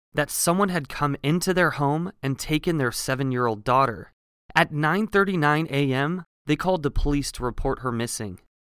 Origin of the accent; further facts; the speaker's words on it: Oregon, United States; I grew up in Oregon, so the coast was, the coast for me was about forty minutes away